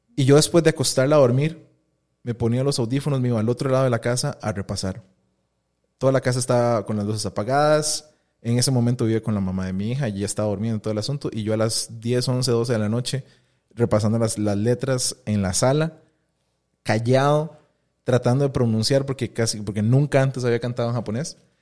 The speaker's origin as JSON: {"language": "Spanish", "country": "Costa Rica", "said": "soy tico"}